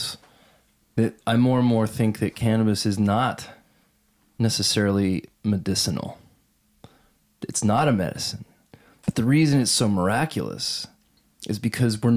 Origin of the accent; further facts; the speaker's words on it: Texas, United States; I'm from Texas